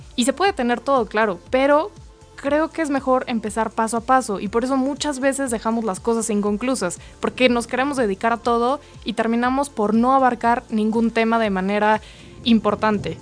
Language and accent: Spanish; Mexico; como mexicanos